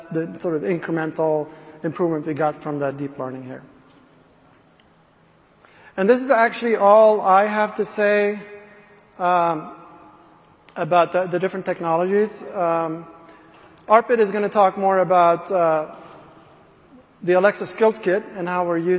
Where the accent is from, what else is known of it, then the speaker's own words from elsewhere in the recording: Sweden; English is a second language; I'm not a native speaker, so I'm from Sweden